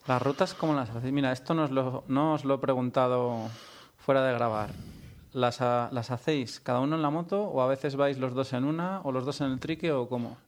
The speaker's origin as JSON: {"language": "Spanish", "town": "Valladolid", "region": "Castile and León", "country": "Spain", "moved": "yes", "lives_now": "Catalonia, Spain", "said": "soy de aquí, pero vivo fuera"}